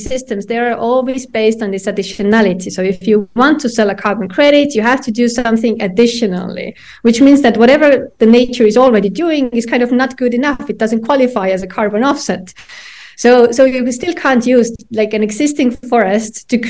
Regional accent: Estonia; me and my co-founder, we come from Estonia

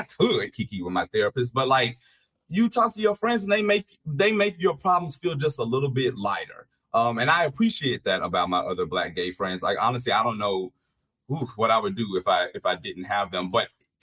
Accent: Louisiana, United States; I'm from Louisiana, so I'm from the Deep South

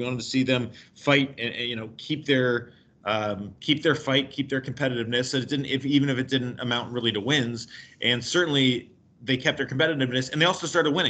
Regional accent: Fort Lauderdale, Florida, United States; moved away; And my family is obviously from Cleveland, but I grew up and born and raised in Fort Lauderdale.

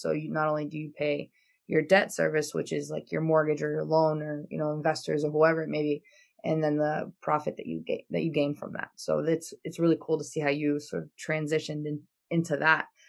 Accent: Albania; now in United States; I come from Albania

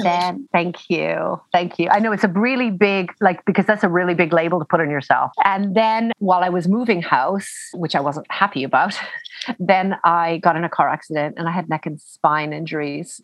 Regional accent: Canada; now in United Kingdom; I'm Canadian, but I live in the UK.

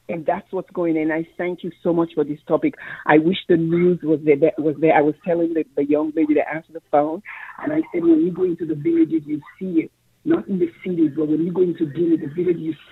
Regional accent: Freetown, Sierra Leone; now in Brooklyn, United States; I'm originally from Freetown, Sierra Leone, West Africa.

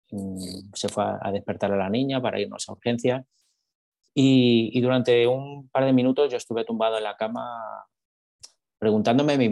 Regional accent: Texas, United States; notaréis por, por mi acento que soy de aquí, de Texas, ¿verdad?

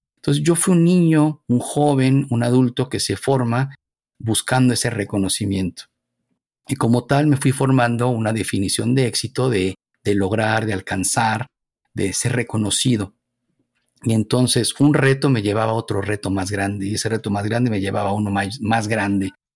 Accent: Mexico City, Mexico; moved away; Nací, me desarrollé en la Ciudad de México, en lo que era el Distrito Federal

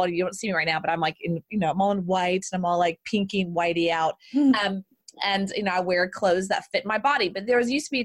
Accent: Southern Texas, United States; I'm Southern Texas

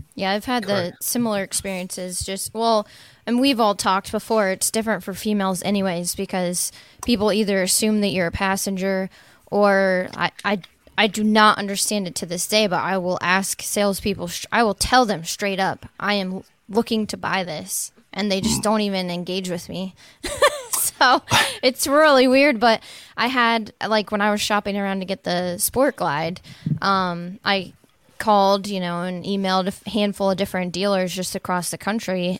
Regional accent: Lincoln, Nebraska, United States; now in Lexington, United States; in my hometown in Lincoln, uh, Lincoln, Nebraska, and then even here in Lexington, Kentucky

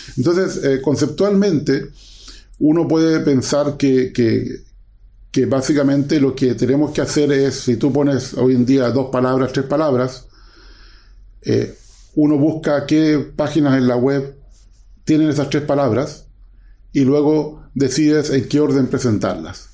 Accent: Chile; moved away as an adult; also born or lived in Waterloo, Canada; yo soy eh, chileno

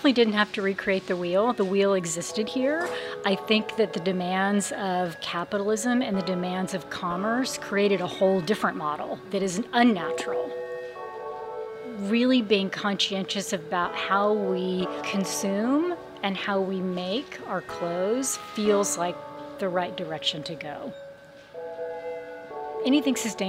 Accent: Los Angeles, California, United States; Since it was in my hometown, I wanted to create a brand that reflected the ethos of Los Angeles

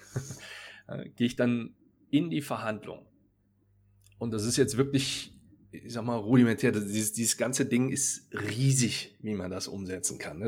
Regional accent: North Rhine-Westphalia, Germany; accent: Rhenish; aus der Ecke, aus der ich ursprünglich herkomme, man hört es vielleicht so ein bisschen, ich bin aus dem Rheinischen.

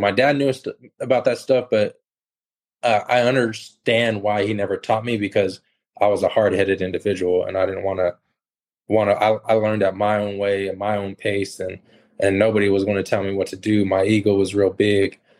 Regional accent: California, United States; I grew up in California

